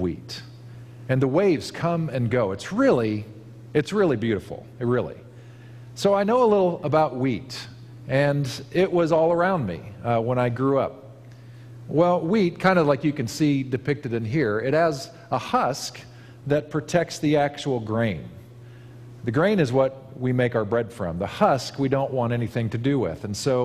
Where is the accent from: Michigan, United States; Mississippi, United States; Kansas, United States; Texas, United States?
Kansas, United States; now in Napa Valley, United States; I grew up in Kansas where we have a different crop altogether